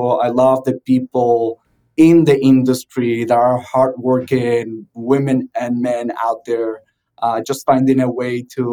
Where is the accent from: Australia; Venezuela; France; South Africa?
Venezuela; moved away as an adult; also born or lived in South Florida; now in Miami, United States; I'm originally from Venezuela, started my first trucking company there